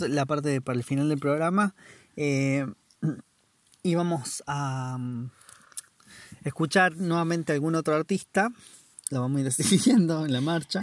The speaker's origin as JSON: {"language": "Spanish", "region": "La Rioja", "country": "Argentina", "moved": "yes", "lives_now": "New Zealand", "said": "vengo desde también de Argentina, La Rioja, y ahora estoy en Tasmania"}